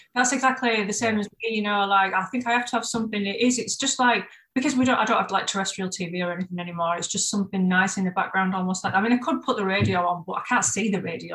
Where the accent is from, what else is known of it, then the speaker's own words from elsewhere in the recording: Bradford, Yorkshire and the Humber, United Kingdom; moved away as an adult; now in Brighton, United Kingdom; I'm originally from Bradford